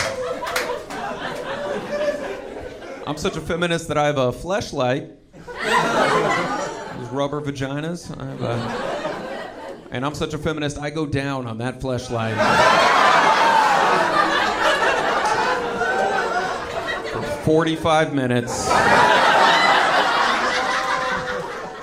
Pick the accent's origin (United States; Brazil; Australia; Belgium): United States; Texas; I'm from Texas